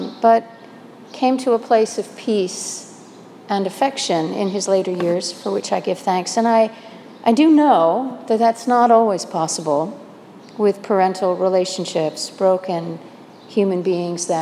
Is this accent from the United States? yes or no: yes; New Jersey, United States; moved away; also born or lived in East Coast / Midwest / Minnesota; I was born in New Jersey, educated mostly on the East Coast, but I did spend 23 years of my adult life in the Midwest and 18 of those in Minnesota